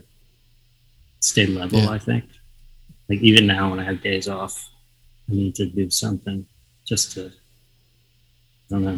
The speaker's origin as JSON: {"language": "English", "region": "the South", "country": "United States", "tie": "born or raised there", "moved": "as an adult", "lives_now": "Los Angeles, United States", "said": "a young kid growing up in the South"}